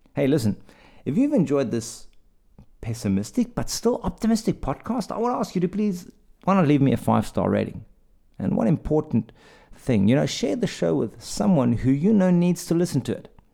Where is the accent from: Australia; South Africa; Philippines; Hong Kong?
South Africa; moved away; I'm from South Africa